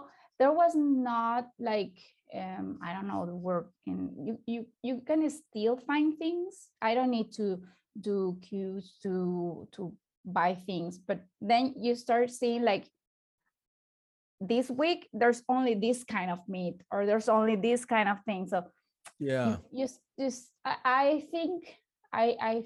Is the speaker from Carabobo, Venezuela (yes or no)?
no; Barinas, Venezuela; English is a second language; moved away as an adult; also born or lived in Caracas, Venezuela; now in Santiago, Chile; I lived in Venezuela. I was born in Barinas.